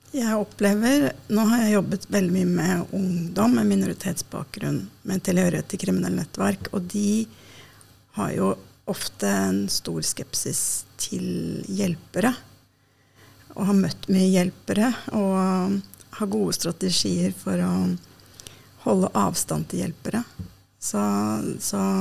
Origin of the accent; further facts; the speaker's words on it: Oslo, Norway; also born or lived in Denmark; jeg er født og oppvokst i Oslo